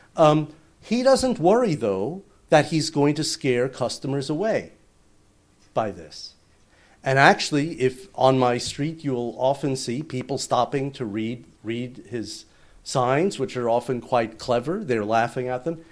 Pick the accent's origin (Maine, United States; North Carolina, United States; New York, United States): New York, United States; moved away as an adult; also born or lived in Manhattan / Los Angeles / Silicon Valley; now in Tokyo, Japan; I grew up in New York, uh, in the suburbs